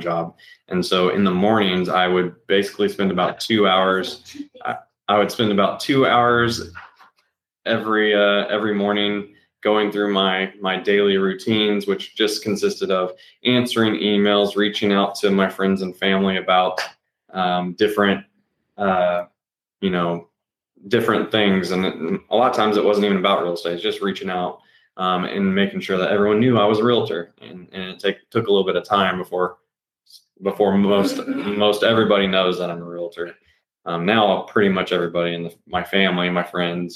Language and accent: English; Pflugerville, Texas, United States; now in Hutto, United States; I'm from Pflugerville, Texas, born and raised there